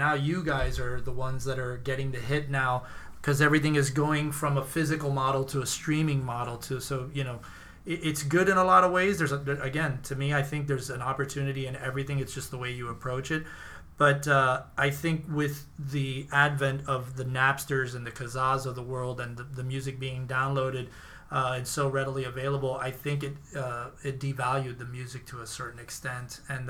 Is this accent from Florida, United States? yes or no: yes; Miami, Florida, United States; I think I came coming from Miami. We had so many different types of food: Ecuadorian food, Honduran, Chileno.